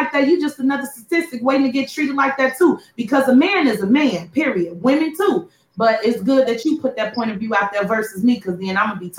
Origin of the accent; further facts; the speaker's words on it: Chicago, Illinois, United States; moved away as an adult; now in Houston, United States; I was born and raised in Chicago too.